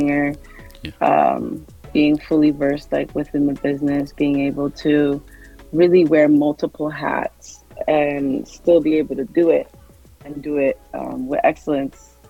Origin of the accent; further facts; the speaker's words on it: Canada; I was born and raised in Canada, but my dad is Nigerian